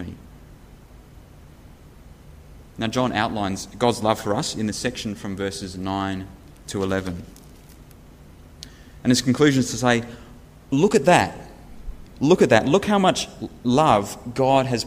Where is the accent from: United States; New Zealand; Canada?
New Zealand; I was born in New Zealand 31 years ago